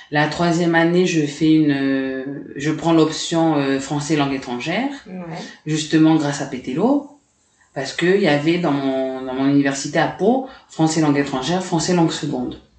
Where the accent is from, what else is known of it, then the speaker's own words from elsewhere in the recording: Lifou, Loyalty Islands Province, New Caledonia; Ok, alors, donc … c'est Watélé en Lifou, parce que je suis originaire de Lifou.